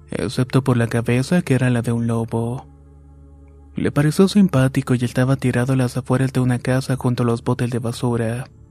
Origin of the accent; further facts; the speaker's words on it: Uriangato, Guanajuato, Mexico; moved away as an adult; now in Chicago, United States; Soy originario de Uringato, Guanajuato, pero hace más de 15 años que radico en Chicago, Illinois.